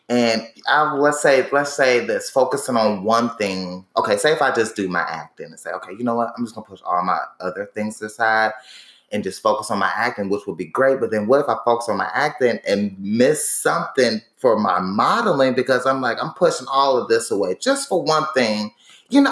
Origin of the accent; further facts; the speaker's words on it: Indianapolis, Indiana, United States; moved away as an adult; now in Atlanta, United States; I'm from Indianapolis, Indiana, but I moved to Atlanta in 2015